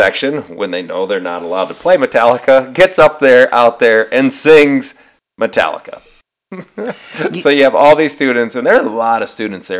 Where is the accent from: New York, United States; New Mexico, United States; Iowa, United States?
Iowa, United States; Northwest; moved away; I grew up in Northwest Iowa. So when you grow up in Iowa, wrestling is kind of a big deal.